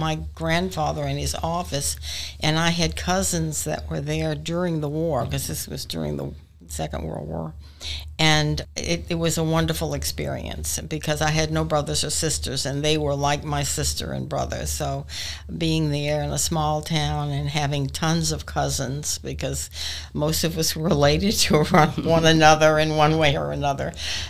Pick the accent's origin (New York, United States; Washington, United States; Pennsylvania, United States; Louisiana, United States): Louisiana, United States; New Orleans; also born or lived in Portland, Arkansas; Oh, well, I grew up in New Orleans.